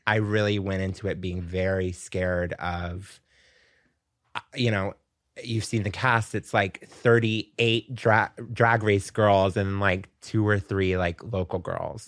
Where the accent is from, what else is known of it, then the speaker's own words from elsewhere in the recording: Pensacola, Florida, United States; moved away as an adult; now in New York, United States; I grew up in Pensacola, which is Florida